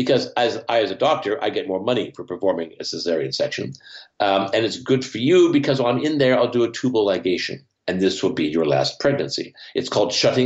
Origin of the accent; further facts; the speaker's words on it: Canada; Here in Canada, I grew up near the Great Lakes.